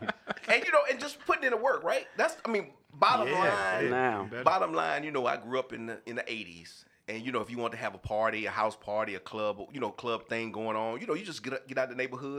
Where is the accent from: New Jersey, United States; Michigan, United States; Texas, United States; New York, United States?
Texas, United States; Houston; moved away; It's great to be back in my hometown of Houston, Texas.